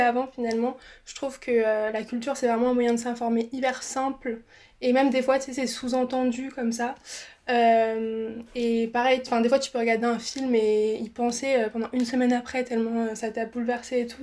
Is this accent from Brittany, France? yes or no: no; Alsace, Grand Est, France; de base, je suis alsacienne